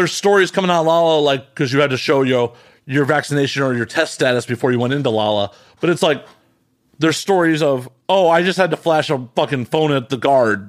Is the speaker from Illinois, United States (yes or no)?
yes; Chicago, Illinois, United States; moved away; I'm originally from Chicago.